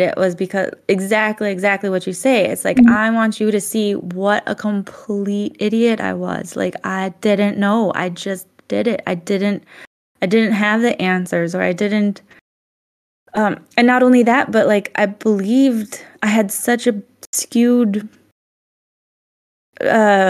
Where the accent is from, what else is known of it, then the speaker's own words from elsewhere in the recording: Midwest, United States; moved away; I grew up in the Midwest, do you know how boring of a place that is?